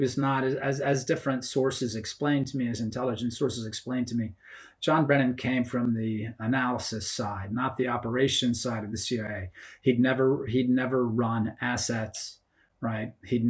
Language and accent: English; New York City, New York, United States; I was raised in New York City and I worked in the media in New York City.